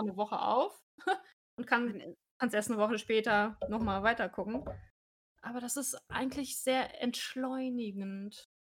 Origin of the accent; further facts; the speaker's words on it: North Rhine-Westphalia, Germany; meinem Heimatort